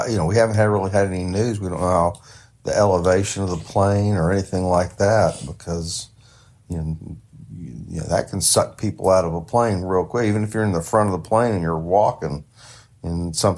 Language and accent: English; the South, United States; now in Ohio, United States; I'm from the South